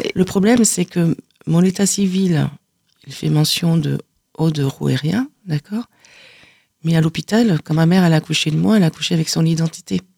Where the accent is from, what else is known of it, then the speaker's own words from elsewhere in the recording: Carcassonne, Occitania, France; je suis née à Carcassonne